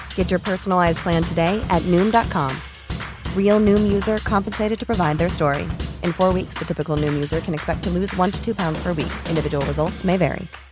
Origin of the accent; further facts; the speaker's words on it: Northumberland, North East England, United Kingdom; I'm from Northumberland